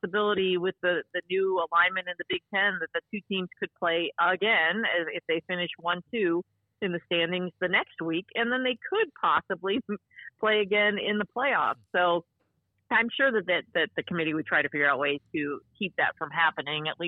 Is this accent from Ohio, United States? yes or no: yes; Cincinnati, Ohio, United States; I grew up in Cincinnati